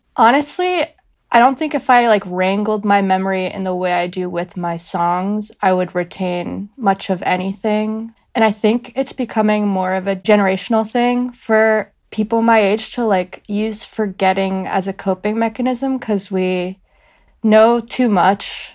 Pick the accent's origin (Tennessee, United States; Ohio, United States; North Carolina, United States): North Carolina, United States; Greensboro; I'm from Greensboro, North Carolina